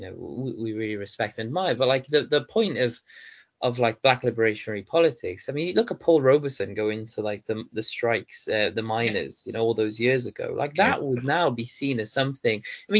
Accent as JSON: {"language": "English", "town": "Baghdad", "region": "Baghdad Governorate", "country": "Iraq", "tie": "born or raised there", "moved": "yes", "said": "I was born in Baghdad"}